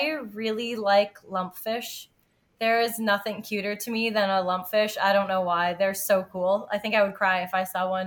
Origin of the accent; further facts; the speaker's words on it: Ontario, Canada; I grew up in Ontario, and so my cottage is on the Great Lakes, and I grew up swimming there